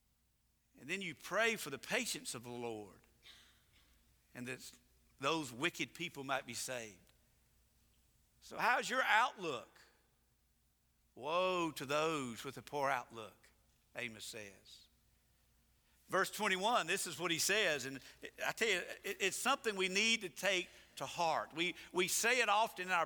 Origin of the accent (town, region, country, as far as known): United States